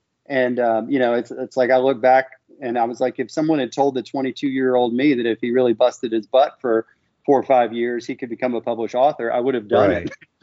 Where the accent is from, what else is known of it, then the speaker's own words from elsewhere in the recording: Memphis, Tennessee, United States; also born or lived in Miami; I'm born and raised in Memphis